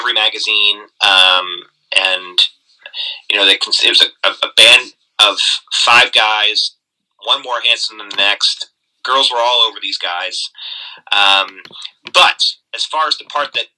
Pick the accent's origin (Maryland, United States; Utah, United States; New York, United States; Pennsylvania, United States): Maryland, United States; Baltimore; I grew up in Baltimore